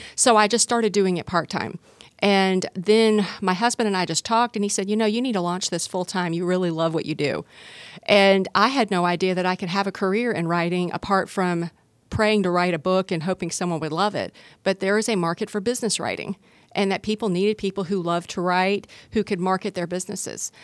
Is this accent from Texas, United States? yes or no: no; Gwinnett County, Georgia, United States; I grew up in Gwinnett County